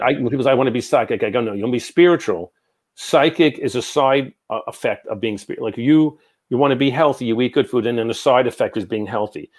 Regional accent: New York, United States; I'm from New York

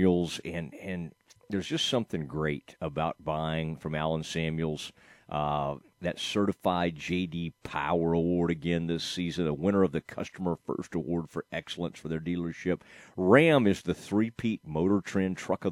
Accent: Kaufman, Texas, United States; moved away; spent a little time in Kauffman, my hometown

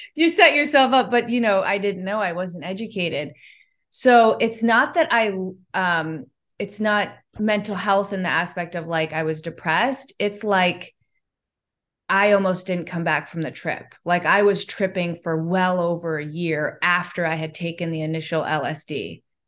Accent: Chicago, Illinois, United States; moved away; I'm from Chicago in the Midwest.

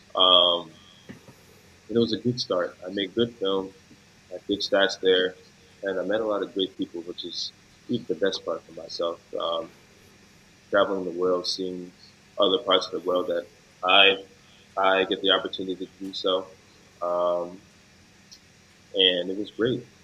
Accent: Yorktown Heights, New York, United States; moved away as an adult; also born or lived in Malta / Luxembourg; now in Australia; I'm from Yorktown Heights, New York. It's a it's a part of Westchester County

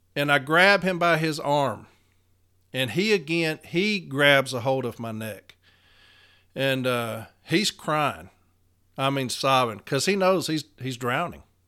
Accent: Nashville, Tennessee, United States; I'm from Nashville, Tennessee

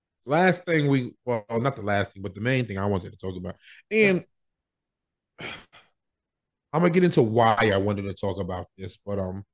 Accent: Brentwood, New York, United States; we're from Brentwood and Long Island. It was heavily indigenous settled, or I don't know if you call it settled, but it has a heavy indigenous population.

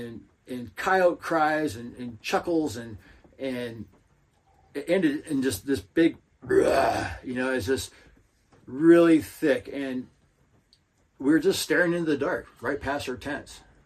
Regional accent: Lewiston, Idaho, United States; my hometown, Lewiston

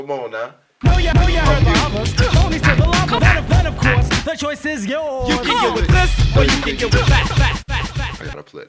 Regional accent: Florida, United States; I'm from Florida.

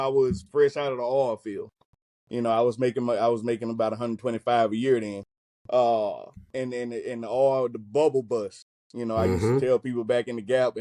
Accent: Mississippi, United States; moved away as an adult; also born or lived in Georgia; now in California, United States; moved back to my hometown

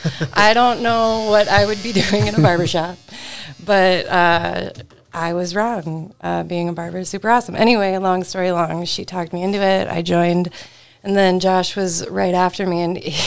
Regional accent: Detroit Lakes, Minnesota, United States; also born or lived in Moorhead, Minnesota; So I was born and raised in Detroit Lakes, and then I moved to Moorhead right after that. And I was in Moorhead for 13 years

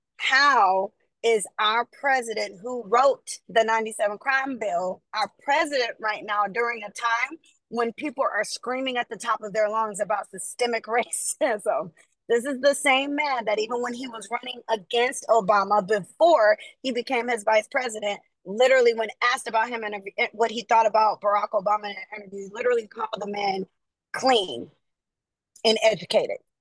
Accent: the South, United States; now in California, United States; I grew up in the South

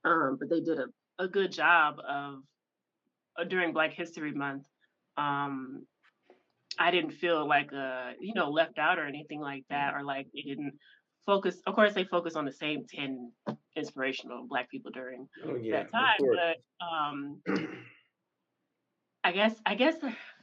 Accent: Memphis, Tennessee, United States; I grew up in the South too. So I grew up in Memphis

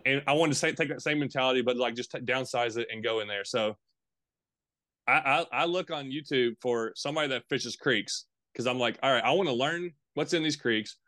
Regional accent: Tennessee, United States; also born or lived in Bowling Green, Kentucky / Campbellsville, Kentucky; I was born in Bowling Green, Kentucky, lived in Campbellsville, Kentucky for a little bit, and lived most of my life in Tennessee, though, Middle Tennessee and Eastern Tennessee, kinda back and forth.

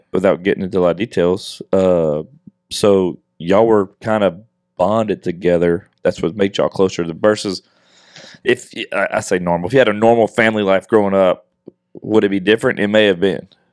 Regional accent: Westlake, Louisiana, United States; moved away as an adult; now in Houston, United States; my hometown in Westlake

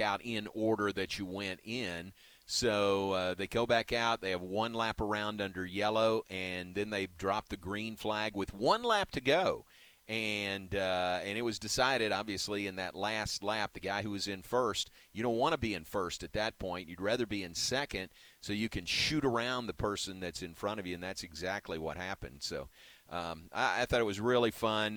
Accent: Kentucky, United States; now in Texas, United States; growing up in Kentucky, we were within driving distance of Indianapolis

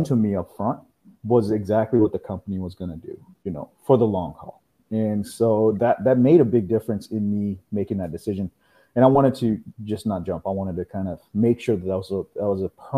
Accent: Houston, Texas, United States; also born or lived in India; I'm originally from India. I moved here when I was about 9 years old. Here, I'm in Houston, Texas, and I grew up here in Houston

